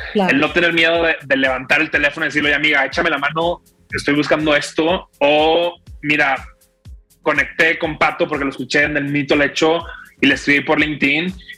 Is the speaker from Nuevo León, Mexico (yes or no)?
yes; Monterrey, Nuevo León, Mexico; soy regio